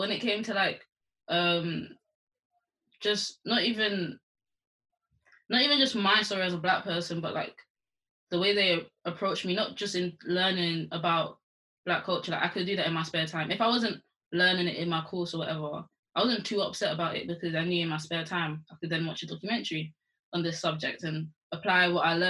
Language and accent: English; London, United Kingdom; I'm from London